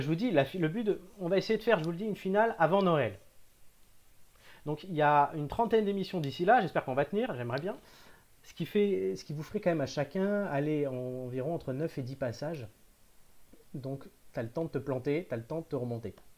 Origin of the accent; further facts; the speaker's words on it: Cannes, Provence-Alpes-Côte d'Azur, France; je suis né à Cannes